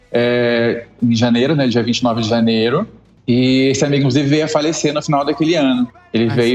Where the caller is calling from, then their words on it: Itajaí, Santa Catarina, Brazil; a gente fala de Itajaí, Santa Catarina.